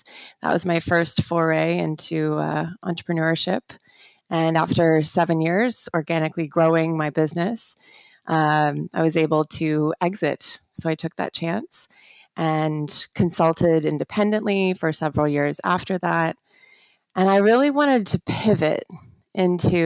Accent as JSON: {"language": "English", "town": "St. Louis", "region": "Missouri", "country": "United States", "tie": "born or raised there", "also_born_or_lived": "London", "moved": "as an adult", "lives_now": "Hong Kong", "said": "I grew up in St. Louis"}